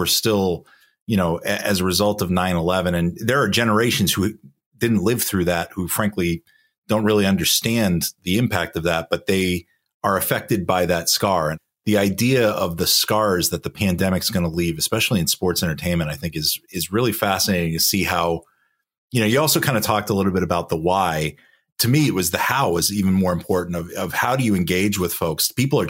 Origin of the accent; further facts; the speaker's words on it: western Massachusetts, United States; Now, I'm from Massachusetts. I don't park the car because I grew up on the other side of the state. We're taught to pronounce our R's.